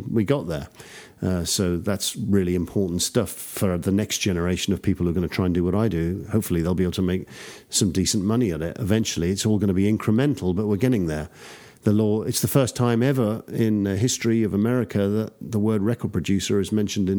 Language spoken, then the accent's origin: English; United Kingdom; also born or lived in Texas; now in Austin, United States; it's great being a Brit representing Texans. A British Texan.